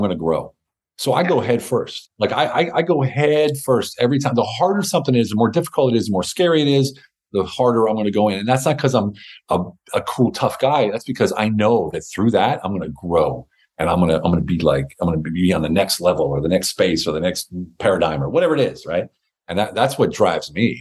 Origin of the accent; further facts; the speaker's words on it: United States; moved away; also born or lived in Berlin, Germany; I'm an American. I speak German.